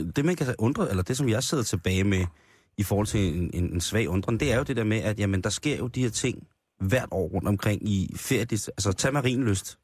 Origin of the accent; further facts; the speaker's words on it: Roskilde, Zealand, Denmark; jeg er barn af provinsen, jeg er fra Roskilde